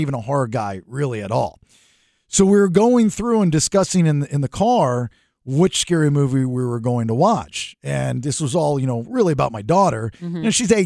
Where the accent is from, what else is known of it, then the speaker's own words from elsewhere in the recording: Maryland, United States; now in Sacramento, United States; we're all originally from Maryland, sort of.